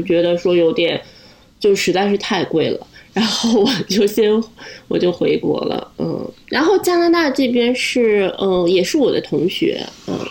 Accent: Linyi, Shandong, China; moved away as an adult; now in Halifax, Canada; 我是山东人，山东临沂

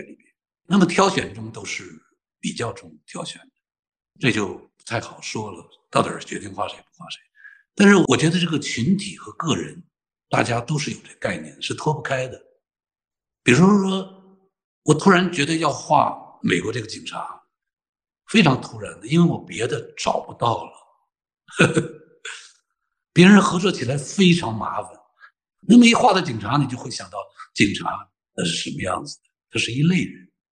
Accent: northern China, China; moved away; 我是个北方人，我的妈妈是个东北老太太

